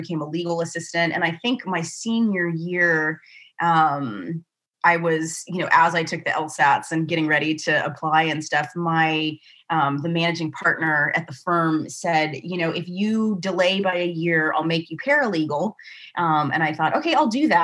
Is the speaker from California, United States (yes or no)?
yes; Santa Barbara, California, United States; accent: Southern California; also born or lived in Eswatini / Bay Area, California / Southern Oregon; Santa Barbara, where he taught, for a long time and where I grew up